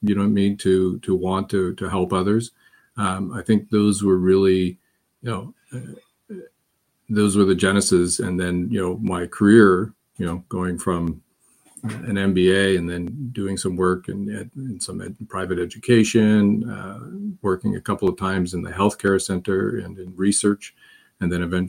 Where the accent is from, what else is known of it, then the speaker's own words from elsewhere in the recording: North Bay, Ontario, Canada; That's the house that I grew up in North Bay